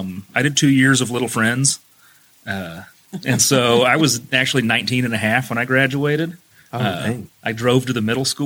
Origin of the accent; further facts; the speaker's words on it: New Castle, Indiana, United States; I'm from Newcastle also.